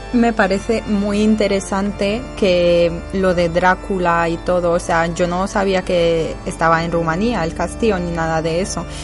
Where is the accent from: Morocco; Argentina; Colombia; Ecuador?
Morocco; Casablanca, Casablanca-Settat; de donde yo vengo, Casablanca